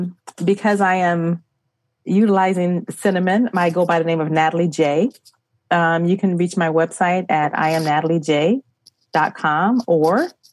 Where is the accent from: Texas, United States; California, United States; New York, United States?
California, United States; San Diego; I'm from San Diego